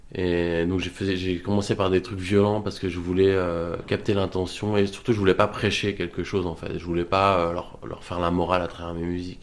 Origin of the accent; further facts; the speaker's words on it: France; je suis français